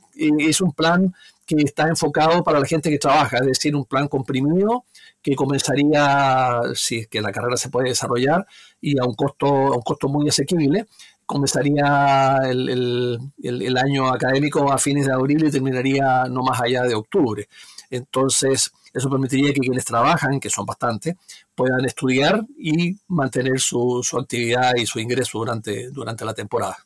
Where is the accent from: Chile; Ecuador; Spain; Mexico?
Chile; Magallanes y de la Antártica Chilena; yo soy magallánico, yo soy patagón.